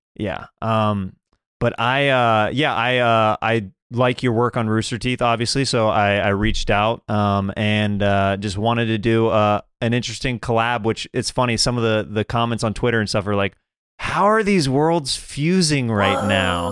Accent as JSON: {"language": "English", "region": "Kansas", "country": "United States", "said": "I'm, I'm from Kansas"}